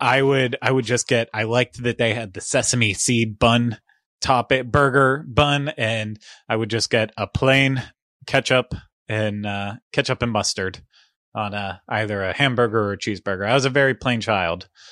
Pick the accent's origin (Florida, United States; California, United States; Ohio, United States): Ohio, United States; Cincinnati; one of my hometown restaurants at Skyline Chili in the, in the Cincinnati, greater Cincinnati area